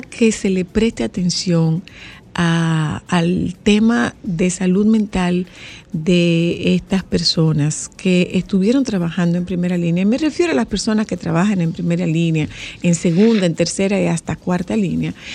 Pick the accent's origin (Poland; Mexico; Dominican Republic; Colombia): Dominican Republic; Nagua, María Trinidad Sánchez; yo hablo de mi pueblo particularmente. Nosotros estamos, Nagua está adentro del agua